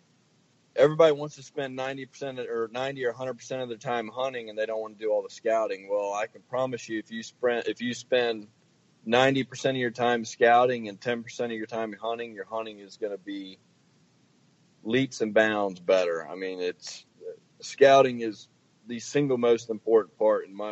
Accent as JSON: {"language": "English", "region": "Virginia", "country": "United States", "also_born_or_lived": "Illinois", "moved": "as an adult", "lives_now": "Kansas, United States", "said": "I'm originally from Virginia"}